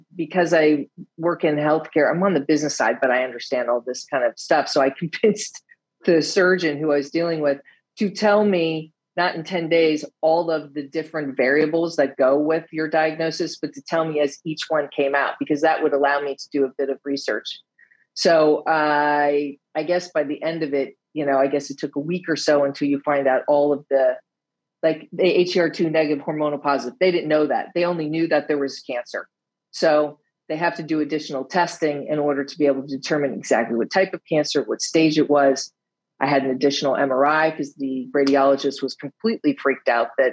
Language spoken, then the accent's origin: English; United States; accent: American; now in Netherlands; I live in the Netherlands. I'm American, as you can hear by my accent